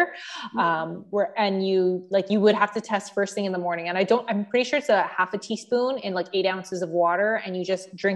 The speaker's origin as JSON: {"language": "English", "town": "Mississauga", "region": "Ontario", "country": "Canada", "said": "I'm from Mississauga."}